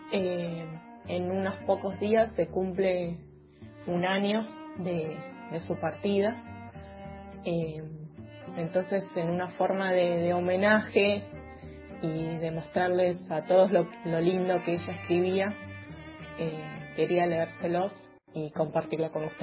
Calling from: Banfield, Buenos Aires Province, Argentina

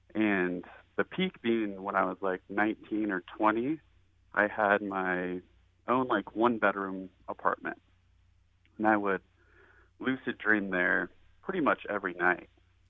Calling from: Shoreline, Washington, United States; I am calling from Shoreline, Washington.

